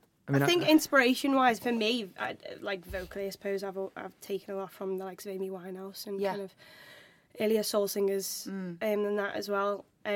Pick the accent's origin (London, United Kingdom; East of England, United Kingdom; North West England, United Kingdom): North West England, United Kingdom; Liverpool; So yeah, I'm from Liverpool